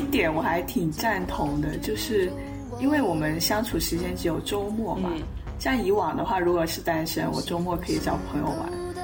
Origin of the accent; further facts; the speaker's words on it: Dongguan, Guangdong, China; also born or lived in United Kingdom; 他竟然也是广东的。 嗯， 然后一问，哎，他竟然也是东莞的。